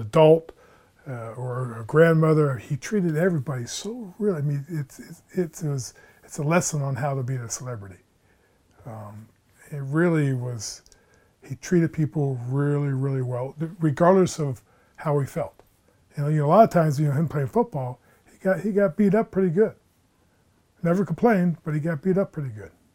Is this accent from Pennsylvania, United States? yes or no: yes; State College, Pennsylvania, United States; born and raised in State College, Pennsylvania